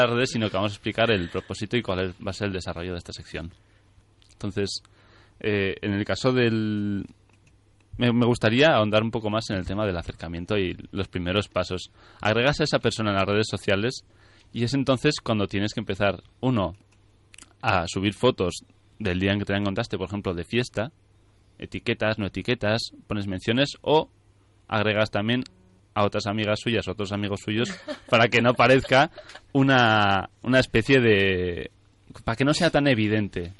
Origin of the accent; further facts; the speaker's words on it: Navarre, Spain; aquí somos más de, sutil, de sutilezas en Navarra, en general en el norte de España